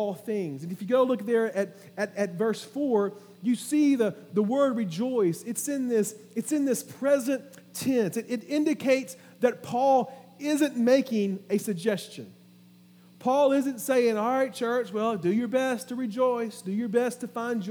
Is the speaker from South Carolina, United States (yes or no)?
yes; Orangeburg, South Carolina, United States; moved away; some folks that we grew up with down in Orangeburg